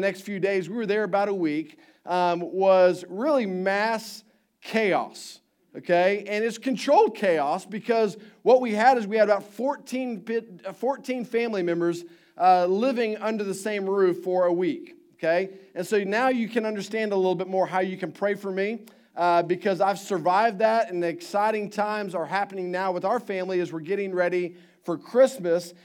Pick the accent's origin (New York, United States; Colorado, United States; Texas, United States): Texas, United States; Houston; moved away; I grew up in Houston